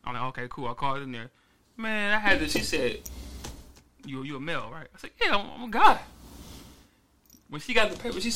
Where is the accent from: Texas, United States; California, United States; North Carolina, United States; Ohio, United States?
Ohio, United States; Cleveland; I'm from the motherfucking trenches. I'm from Cleveland